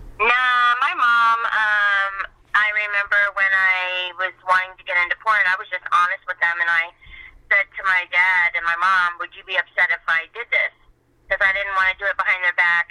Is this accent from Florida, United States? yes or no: yes; Miami, Florida, United States; I was born and raised in Miami